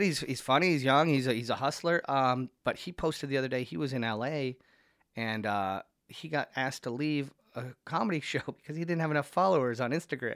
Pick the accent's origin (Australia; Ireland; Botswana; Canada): Canada; Niagara-on-the-Lake, Ontario; now in Toronto, Canada; my hometown a lot, Niagara on the Lake